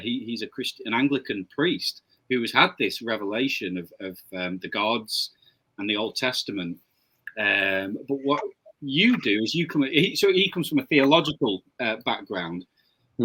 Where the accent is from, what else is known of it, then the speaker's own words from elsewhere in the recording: Blackpool, North West England, United Kingdom; my hometown of Blackpool